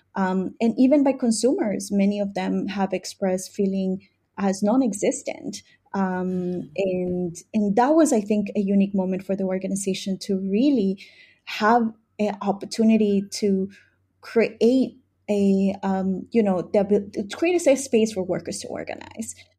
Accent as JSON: {"language": "English", "town": "New York City", "region": "New York", "country": "United States", "tie": "born or raised there", "said": "I migrated here in nineteen ninety-five, uh, with my family, um, to New York City, mostly to the Bronx. Uh, and since then, I grew up in the Bronx since the age of ten."}